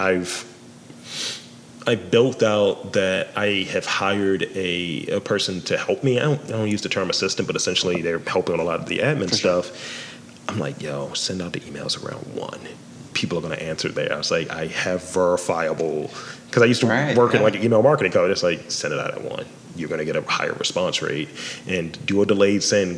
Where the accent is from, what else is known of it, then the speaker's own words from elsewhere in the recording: Baltimore, Maryland, United States; a native Baltimorean